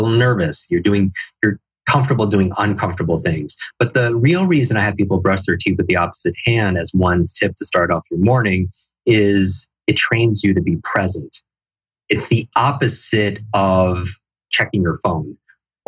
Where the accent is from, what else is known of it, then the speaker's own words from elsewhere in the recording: Northeast, United States; I grew up in the Northeast